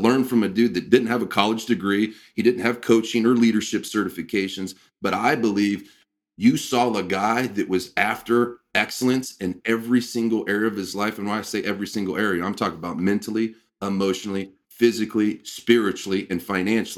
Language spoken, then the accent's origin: English; Midwest, United States; growing up in the Midwest like you and I did